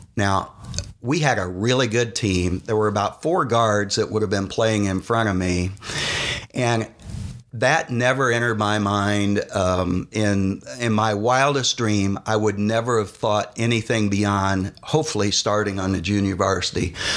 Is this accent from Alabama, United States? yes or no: no; Yorktown, Indiana, United States; Ball State was close since we grew up in Yorktown